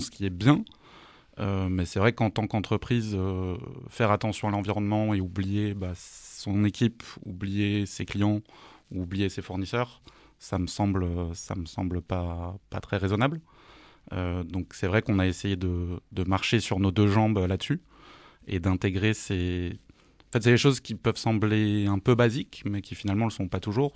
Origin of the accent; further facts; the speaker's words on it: Alsace, Grand Est, France; je suis alsacien d'origine